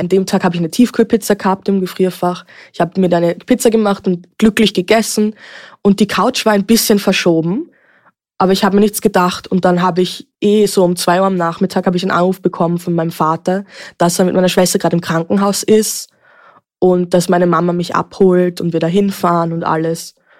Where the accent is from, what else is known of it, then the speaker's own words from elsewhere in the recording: Vienna, Austria; Ich bin geboren und aufgewachsen in Wien.